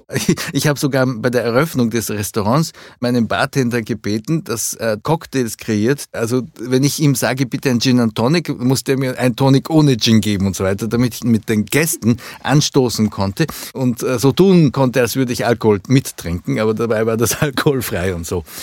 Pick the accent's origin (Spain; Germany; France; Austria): Austria; Vienna; also born or lived in Japan / London, United Kingdom; Also meine Eltern sind gekommen, sind übersiedelt und dann war ich zehn Jahre in Österreich